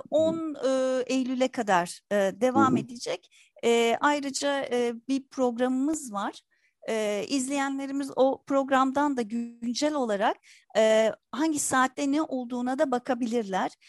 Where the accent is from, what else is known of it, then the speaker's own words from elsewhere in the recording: Istanbul, Turkey; Dediğiniz gibi 1967 İstanbul Kurtuluş doğumluyum. Çocukluğum Kurtuluş'ta geçti. Halen de Şişli bölgesinde yaşıyorum.